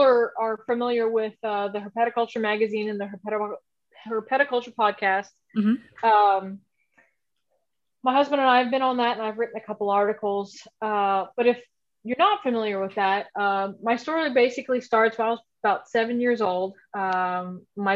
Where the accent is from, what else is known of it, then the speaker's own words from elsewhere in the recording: Houston, Texas, United States; I grew up in Houston, Texas. I haven't gone far. So I grew up here